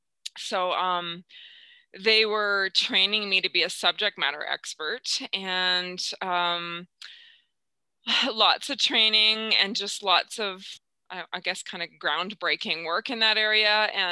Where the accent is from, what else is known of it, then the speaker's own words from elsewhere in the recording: Saskatchewan, Canada; I'm a small town girl from Saskatchewan.